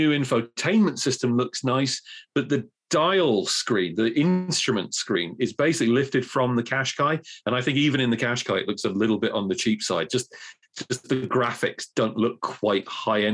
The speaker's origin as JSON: {"language": "English", "town": "Cork", "region": "Munster", "country": "Ireland", "said": "I'm from Cork"}